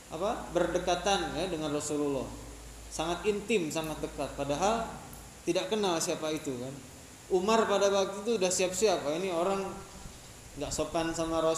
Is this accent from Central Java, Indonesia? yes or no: no; Tasikmalaya, West Java, Indonesia; moved away as an adult; also born or lived in Yogyakarta; kemudian ketika keluar daerah saya dari Tasikmalaya kemudian ke Jogja semenjak